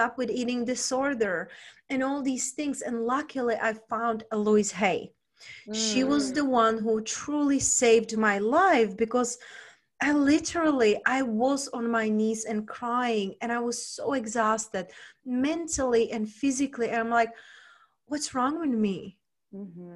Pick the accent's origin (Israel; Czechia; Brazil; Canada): Czechia; moved away as an adult; also born or lived in London / Spain; now in United States; originally I was raised and born in Czech Republic. When I was 20, I moved to London